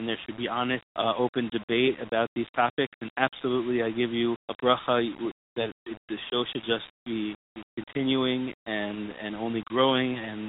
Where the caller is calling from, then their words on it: Israel; I'm calling from Eretz Yisrael.